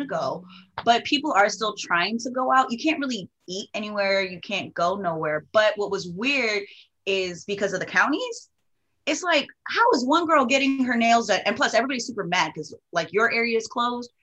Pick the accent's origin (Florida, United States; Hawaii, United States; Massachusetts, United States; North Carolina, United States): Hawaii, United States; Oahu; I'm from Oahu